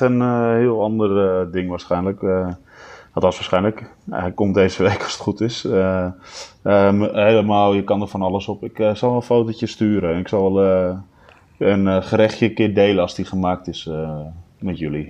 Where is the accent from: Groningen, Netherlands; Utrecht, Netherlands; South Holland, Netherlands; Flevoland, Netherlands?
Flevoland, Netherlands; Almere; Ik woonde in Almere Haven in die tijd. Dus ja, daar ben je mee opgegroeid